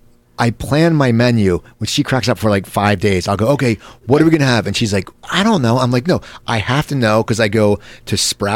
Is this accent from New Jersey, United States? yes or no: yes; New Jersey, United States; I grew up in New Jersey